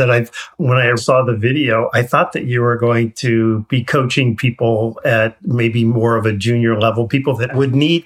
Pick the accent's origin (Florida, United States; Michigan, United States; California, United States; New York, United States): New York, United States; I grew up in New York